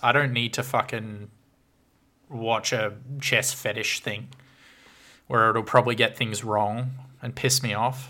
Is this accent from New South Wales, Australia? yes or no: yes; Orange, New South Wales, Australia; my hometown is now on the Australian Monopoly board as the second best place